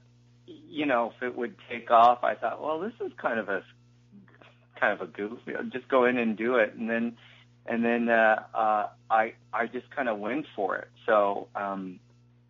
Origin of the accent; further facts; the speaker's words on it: Utah, United States; I was from Utah